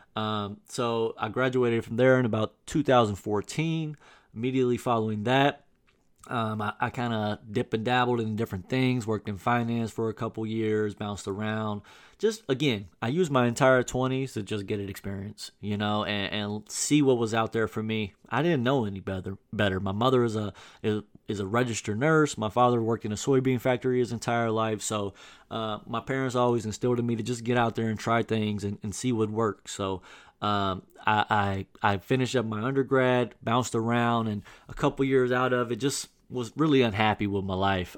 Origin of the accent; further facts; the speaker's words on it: Southern Illinois, United States; moved away as an adult; in my hometown in Southern Illinois